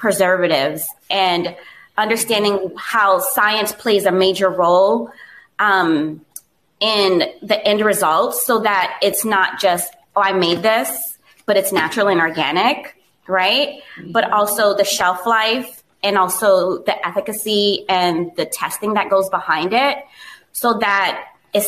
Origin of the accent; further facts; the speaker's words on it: South Florida, United States; also born or lived in Miami; growing up in South Florida where there's diversity everywhere